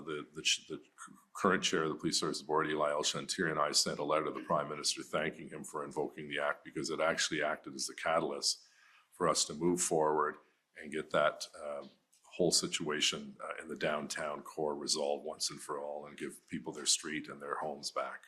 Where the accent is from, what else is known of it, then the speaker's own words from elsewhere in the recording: Quebec, Canada; growing up in Quebec